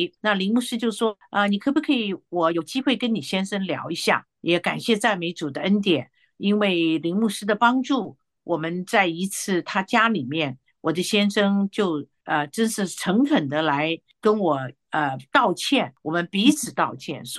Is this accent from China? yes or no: no; Taiwan; 他是香港来的，我是台湾来的，我们文化上也有冲突啊。